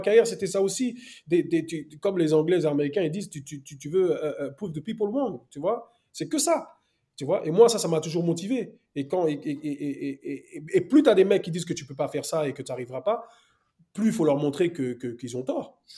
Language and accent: French; Paris, Île-de-France, France; moved away as an adult; also born or lived in Côte d'Ivoire / England / Wales; now in United Kingdom; Moi, après, parisien, né à Paris, euh, après, bon, la m'a, m'a, m'a, m'a jeté en Côte d'Ivoire pendant deux ans, mais sinon, moi, je suis né à Paris